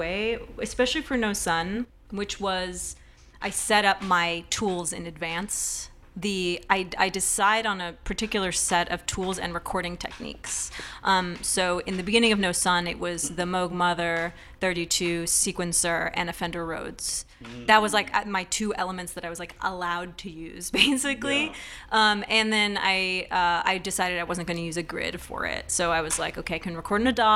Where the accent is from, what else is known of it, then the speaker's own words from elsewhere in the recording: Berkeley, California, United States; I grew up in Berkeley with a lot of sort of folk music, roots music, global music